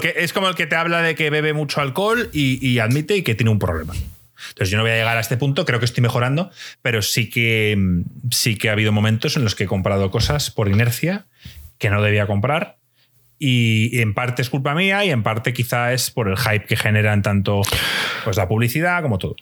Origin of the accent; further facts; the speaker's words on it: Spain; la gente aquí en España nos reuníamos y jugábamos al FIFA